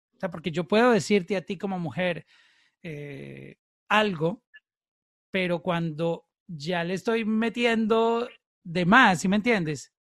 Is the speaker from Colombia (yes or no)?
yes; Colombia; En, Colombia, en mi país